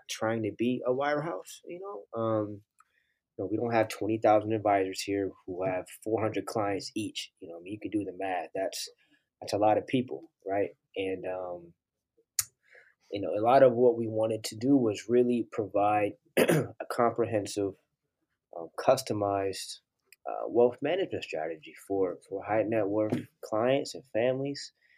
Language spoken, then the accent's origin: English; Oakland, California, United States; I grew up in Oakland